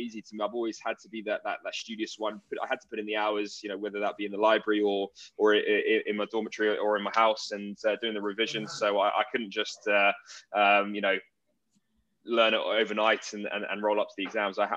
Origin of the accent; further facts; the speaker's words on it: Surrey, South East England, United Kingdom; also born or lived in New York; I grew up in Surrey